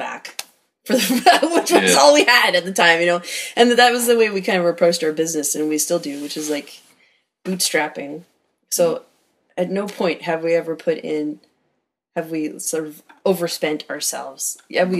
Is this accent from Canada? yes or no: yes; Campbell River, British Columbia, Canada; I grew up in Campbell River